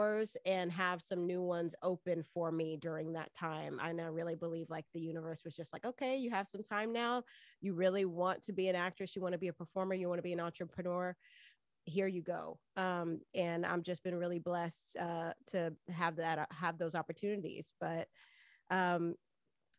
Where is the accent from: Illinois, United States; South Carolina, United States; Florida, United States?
Florida, United States; Miami; moved away as an adult; also born or lived in New York; I'm originally from Miami, Florida, you know, born and raised in the county of Dade.